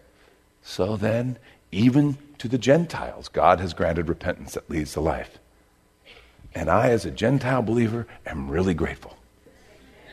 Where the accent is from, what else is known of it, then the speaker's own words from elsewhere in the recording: United States; as an American